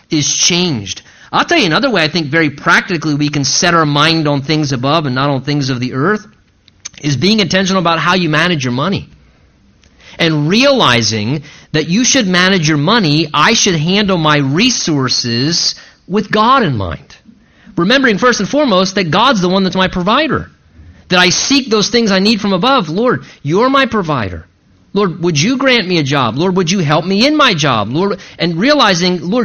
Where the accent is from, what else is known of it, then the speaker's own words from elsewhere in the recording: United States; us as American Christians